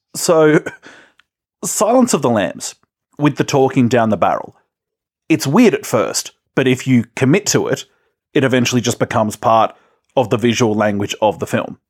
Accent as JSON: {"language": "English", "country": "Australia", "said": "we're Australian."}